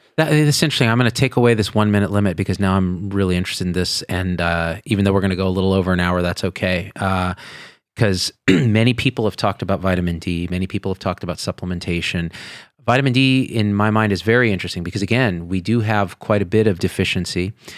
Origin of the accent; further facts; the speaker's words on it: Central Valley, California, United States; moved away; also born or lived in Las Vegas, Nevada; I grew up in the Central Valley and then we moved to Vegas.